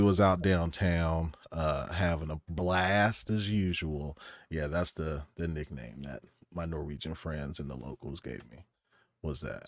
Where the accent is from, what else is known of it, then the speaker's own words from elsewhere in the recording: Oklahoma, United States; moved away as an adult; also born or lived in Stavanger, Norway; now in Norway; I'm from Oklahoma